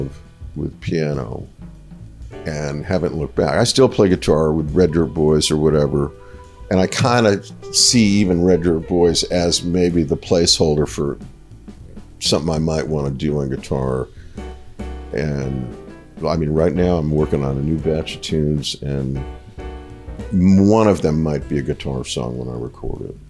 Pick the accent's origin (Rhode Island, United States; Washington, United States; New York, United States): Rhode Island, United States; moved away as an adult; now in Nashville, United States; my home state